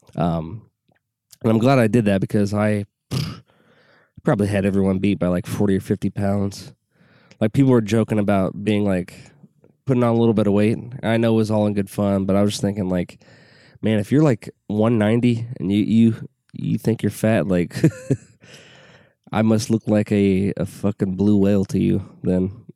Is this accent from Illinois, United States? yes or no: yes; Southwest Illinois, United States; I grew up in Southwest Illinois